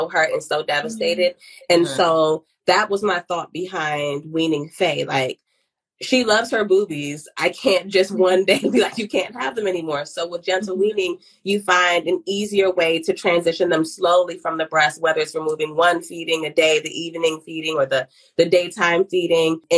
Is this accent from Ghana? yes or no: yes; Ghana; I'm from Ghana